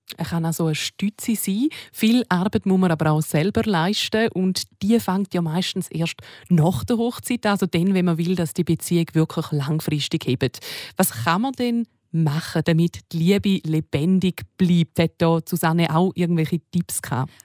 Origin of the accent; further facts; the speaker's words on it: Switzerland; hier bei uns in der Schweiz